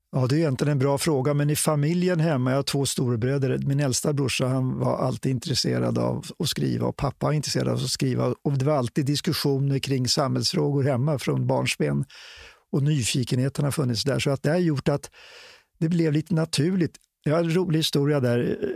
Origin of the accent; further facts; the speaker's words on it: Stockholm, Stockholm County, Sweden; jag varit upp, född och uppvuxen i Stockholm